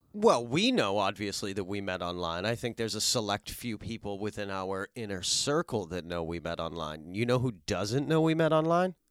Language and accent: English; Worcester, Massachusetts, United States; moved away; also born or lived in northern New Jersey; I'm originally from Worcester, Massachusetts.